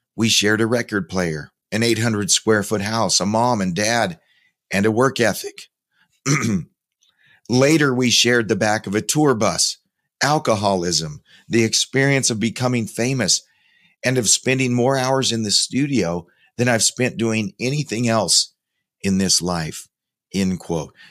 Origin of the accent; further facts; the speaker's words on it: Spokane, Washington, United States; my hometown, Spokane, Washington